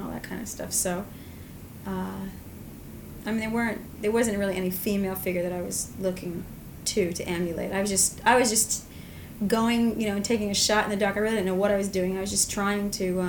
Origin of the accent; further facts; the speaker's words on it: Long Island, New York, United States; also born or lived in Manhattan; I grew up on Long Island and came from a very small town